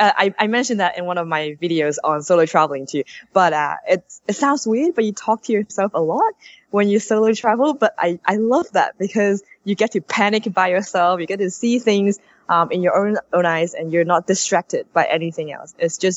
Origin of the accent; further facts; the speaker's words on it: Sydney, New South Wales, Australia; moved away as an adult; now in Japan; from Sydney.